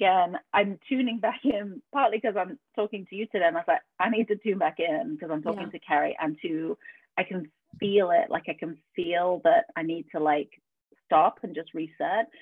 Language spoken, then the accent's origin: English; Yorkshire and the Humber, United Kingdom; also born or lived in Atlanta, United States; now in Spain; I grew up in Yorkshire